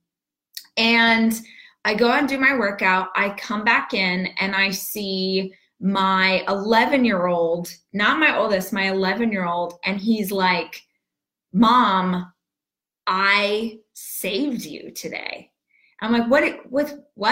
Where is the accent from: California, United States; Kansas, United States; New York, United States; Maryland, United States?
California, United States; Southern; now in Texas, United States; I am born and raised in Southern California